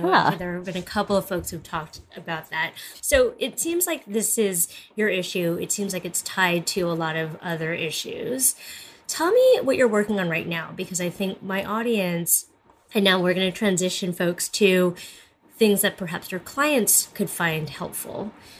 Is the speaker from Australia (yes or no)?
no; Canada; but I'm just curious on a personal level, as a Canadian